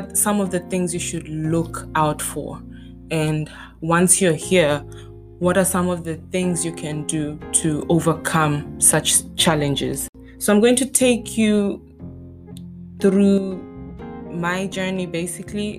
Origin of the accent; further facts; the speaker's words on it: Botswana; moved away as an adult; now in Stuttgart, Germany; I'm from the African continent. I grew up in Botswana